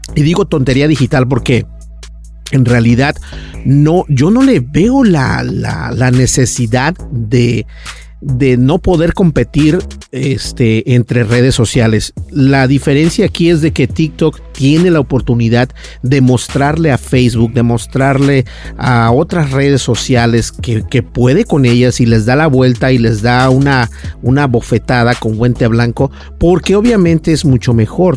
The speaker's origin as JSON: {"language": "Spanish", "region": "Minnesota", "country": "United States", "said": "yo personalmente que soy de Minnesota"}